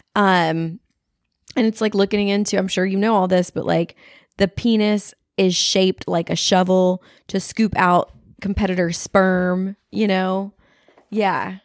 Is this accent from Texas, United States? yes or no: yes; Texas, United States; I'm from Texas